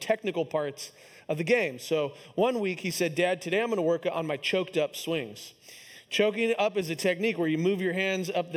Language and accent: English; Kansas City, United States; my hometown team, the Kansas City Royals